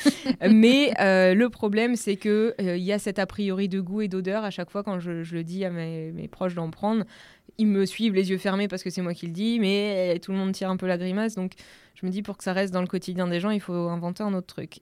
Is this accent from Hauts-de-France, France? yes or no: no; Normandy, France; Donc je viens de Normandie